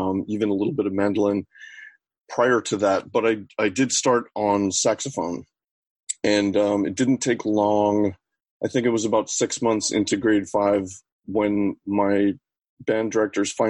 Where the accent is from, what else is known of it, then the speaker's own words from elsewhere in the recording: Rhode Island, United States; now in Oregon, United States; I grew up in Rhode Island, and I went to public schools